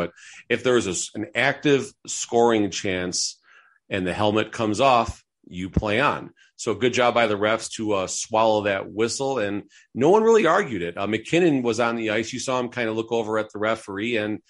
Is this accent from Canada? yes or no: no; Chicago, Illinois, United States; I'm from Chicago, was a huge Blackhawks supporter.